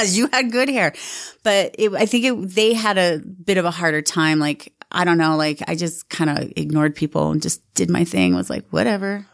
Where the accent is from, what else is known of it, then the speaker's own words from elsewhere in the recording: Sandy, Utah, United States; moved away as an adult; also born or lived in Rose Park, Salt Lake City / New York / Southern California; we grew up in Sandy and then, um, my parents got divorced and we ended up moving to Rose Park.